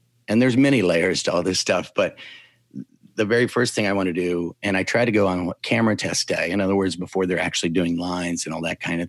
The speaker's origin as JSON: {"language": "English", "town": "Cincinnati", "region": "Ohio", "country": "United States", "moved": "as an adult", "lives_now": "Atlanta, United States", "said": "I'm originally from Cincinnati, but moved here a couple of years ago"}